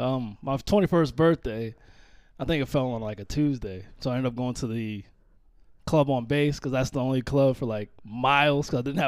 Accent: East Coast, United States; I'm from the East Coast, man.

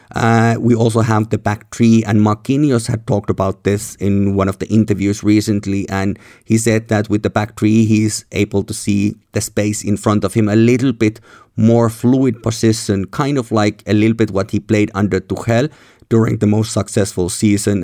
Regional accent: Helsinki, Uusimaa, Finland; where I'm recording here in my hometown, Helsinki

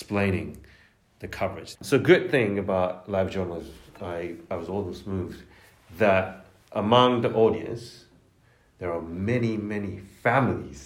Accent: Japan; moved away as an adult; now in Oxford, United Kingdom; I'm a journalist from Japan

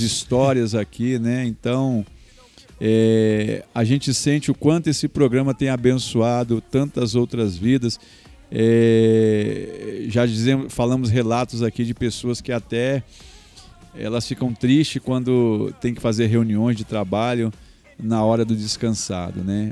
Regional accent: Presidente Prudente, São Paulo, Brazil; nós moramos na roça, nós somos de Prudente

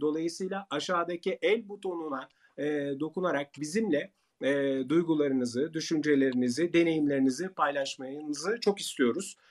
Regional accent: Turkey

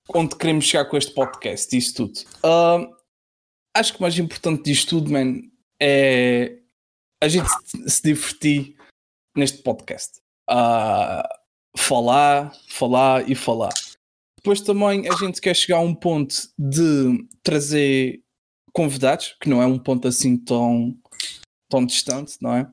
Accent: Azores, Portugal; eu uh, sou de Açores

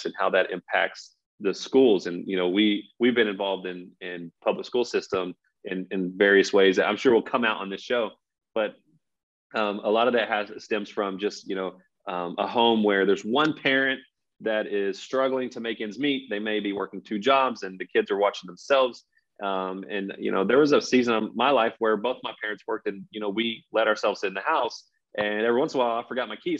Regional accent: Texas, United States; also born or lived in Los Angeles; we grew up in Texas

